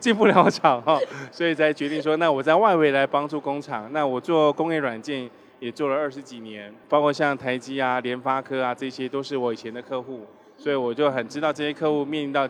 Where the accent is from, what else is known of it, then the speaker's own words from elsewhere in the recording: Taiwan; 啊，对对对，对我我是台湾人。